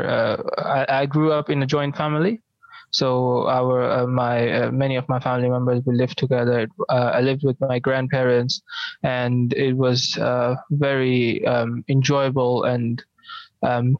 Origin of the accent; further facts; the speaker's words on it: Bangladesh; moved away as an adult; also born or lived in East London, United Kingdom; now in London, United Kingdom; I came to study in the UK from Bangladesh in 2017 as an international student